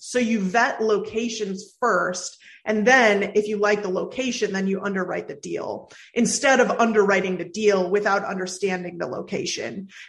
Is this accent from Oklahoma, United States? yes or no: no; San Francisco Bay Area, California, United States; also born or lived in San Diego; now in Overland Park, United States; I grew up in the San Francisco Bay Area